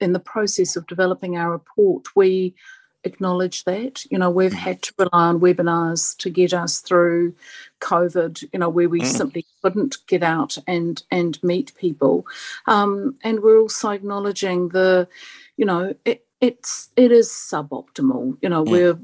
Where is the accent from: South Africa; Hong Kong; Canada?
South Africa; now in New Zealand; I didn't grow up in New Zealand. I grew up in South Africa, and I arrived in the late 70s